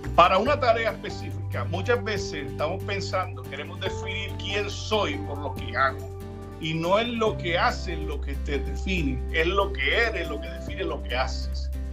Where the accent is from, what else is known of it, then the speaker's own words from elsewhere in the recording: Cartagena, Bolívar, Colombia; moved away; nací en Cartagena, Colombia, eh, hace unos 40 años. Básicamente eh, crecí dentro de la iglesia